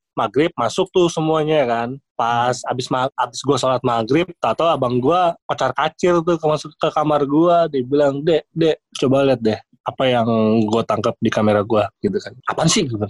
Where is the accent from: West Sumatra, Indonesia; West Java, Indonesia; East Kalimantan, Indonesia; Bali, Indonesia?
East Kalimantan, Indonesia; gua kan dari Kaltim ya, gedenya di sono